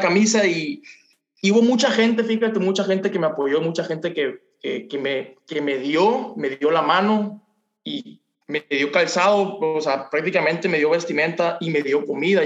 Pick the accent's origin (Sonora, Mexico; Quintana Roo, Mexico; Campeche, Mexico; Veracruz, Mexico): Campeche, Mexico; Ciudad del Carmen; moved away as an adult; now in Mazatlán, Mexico; prácticamente yo crecí en Ciudad del Carmen, Campeche, fue donde nos conocimos y tengo un año que me regresé para acá, para Mazatlán, el lugar donde, nací